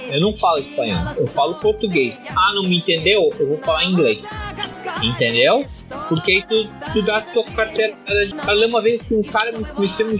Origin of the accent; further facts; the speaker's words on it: Brazil; eu sou brasileiro